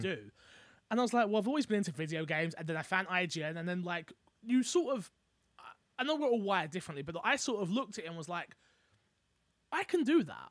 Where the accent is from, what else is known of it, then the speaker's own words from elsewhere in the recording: London, United Kingdom; I'm from London.